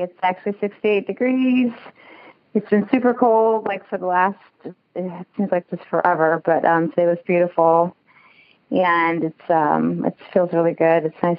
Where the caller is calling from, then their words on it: Kansas City, United States; I am calling from Kansas City.